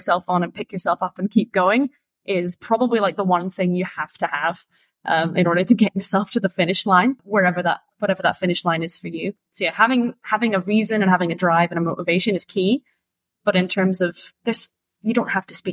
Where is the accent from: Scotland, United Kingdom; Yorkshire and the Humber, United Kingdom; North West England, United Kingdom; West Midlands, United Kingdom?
Scotland, United Kingdom; moved away; I started my barista career because I'm from Scotland. So I started in Scotland in Edinburgh